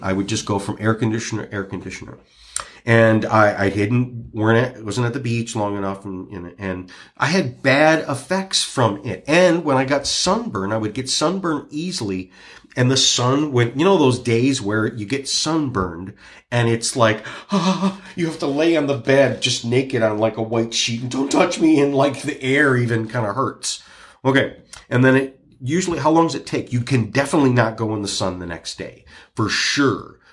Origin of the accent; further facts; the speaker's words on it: Michigan, United States; I'm from Michigan